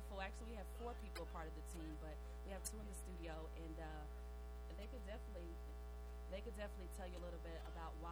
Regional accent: Louisville, Kentucky, United States; accent: New York; moved away as an adult; also born or lived in New York; I grew up in the West End. I grew up in Village West

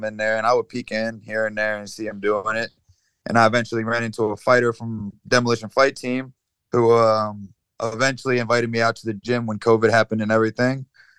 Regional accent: Baltimore, Maryland, United States; also born or lived in Findlay, Ohio; I'm from Baltimore, Maryland

